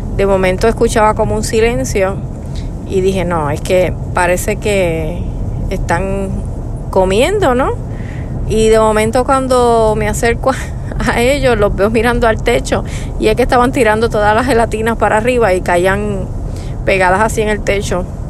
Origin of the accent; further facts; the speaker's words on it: Puerto Rico; moved away as an adult; now in United States; Nosotros somos de Puerto Rico. Y actualmente pues estamos residiendo en Estados Unidos